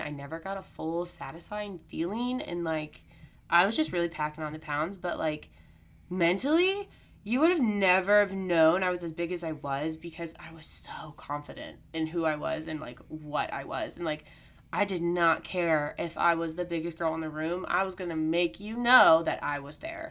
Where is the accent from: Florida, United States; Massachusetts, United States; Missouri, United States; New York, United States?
Missouri, United States; born or raised there; also born or lived in Texas